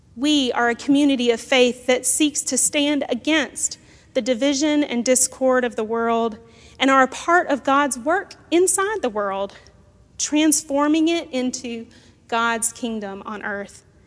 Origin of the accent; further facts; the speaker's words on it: South Georgia, United States; growing up in South Georgia